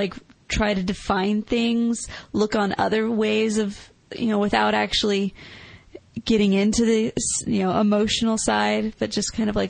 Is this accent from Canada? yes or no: yes; Canada; I'm from Canada.